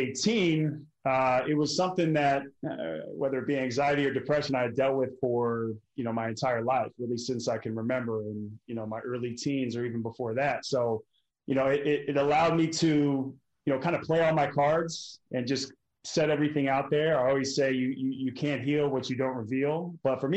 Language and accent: English; Portland, Oregon, United States; moved away; where I grew up in Portland, Oregon